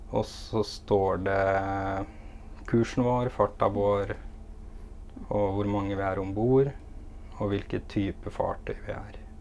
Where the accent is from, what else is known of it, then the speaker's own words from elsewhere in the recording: Innlandet, Norway; moved away; jeg er fra Innlandet